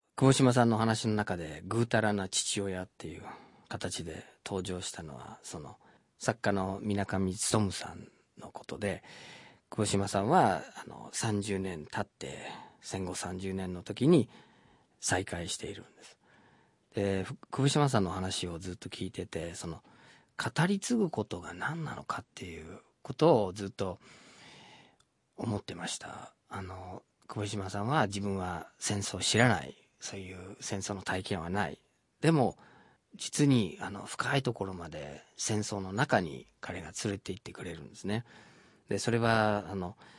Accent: Detroit, Michigan, United States; moved away; 僕はデトロイトに生まれ育ってるんですけど

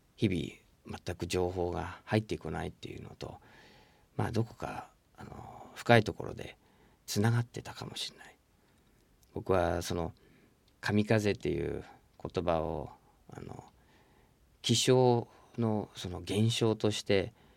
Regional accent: United States; moved away; 自分の生まれ育ったアメリカ

